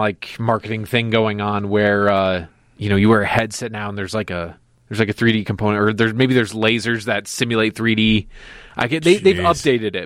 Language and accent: English; Northwest suburbs, Illinois, United States; growing up in Northwest suburbs